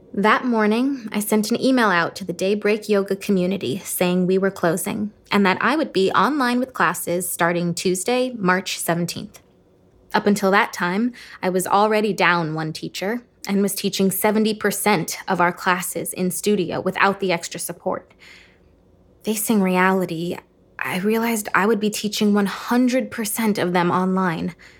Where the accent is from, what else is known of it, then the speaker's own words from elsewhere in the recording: Cleveland, Ohio, United States; my hometown, Cleveland, Ohio.